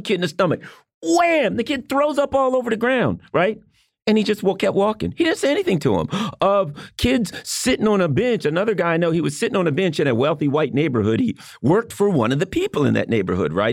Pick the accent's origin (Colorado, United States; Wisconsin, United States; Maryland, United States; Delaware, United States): Maryland, United States; just outside of Baltimore; I grew up just outside of Baltimore. I was in the suburbs